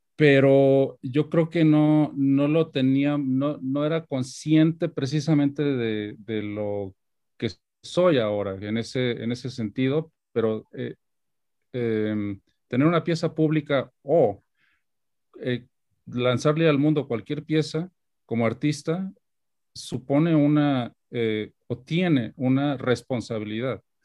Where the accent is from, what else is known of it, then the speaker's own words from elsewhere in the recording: Guadalajara, Jalisco, Mexico; moved away as an adult; now in New York, United States; haber nacido y crecido en Guadalajara